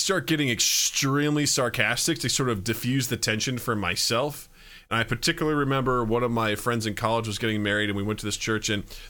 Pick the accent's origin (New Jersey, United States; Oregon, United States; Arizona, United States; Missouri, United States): Missouri, United States; I grew up in Missouri. where religion runs rampant like the rabbits. But I was not terribly religious growing up, no.